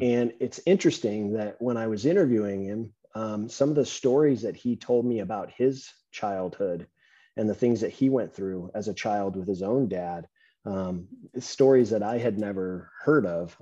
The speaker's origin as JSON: {"language": "English", "region": "Southern California", "country": "United States", "tie": "born or raised there", "said": "I'm um, Southern California"}